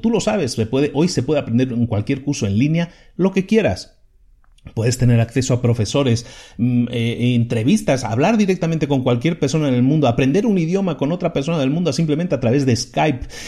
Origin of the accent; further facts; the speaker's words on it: Spain; Yo soy originario de España.